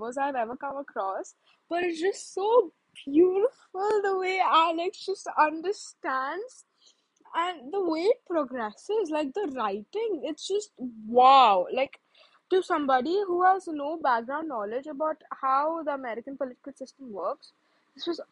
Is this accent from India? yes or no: yes; India; I'm an Indian